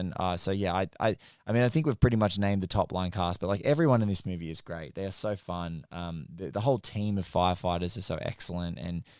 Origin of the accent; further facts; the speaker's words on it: Australia; That's the first time I'd heard shake and bake as an Australian.